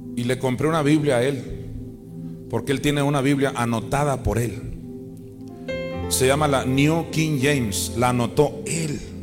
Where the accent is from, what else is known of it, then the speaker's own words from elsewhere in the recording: Mexico; also born or lived in Chandler, Arizona; soy de México